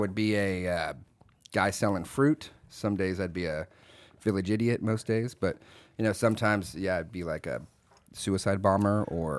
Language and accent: English; Fort Knox, Kentucky, United States; born there; So born in Fort Knox, Kentucky.